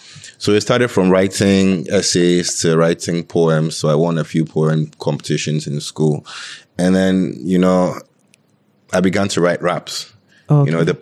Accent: Greater Accra, Ghana; We're from Tema, Adenta

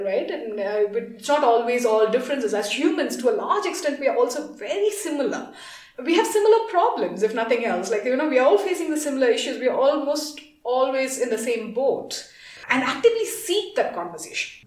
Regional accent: India; moved away as an adult; now in Kenya; I am from India

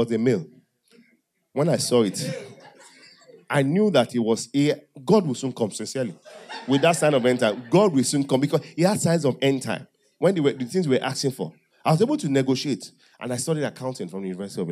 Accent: Owo, Ondo, Nigeria; I said, from Owo

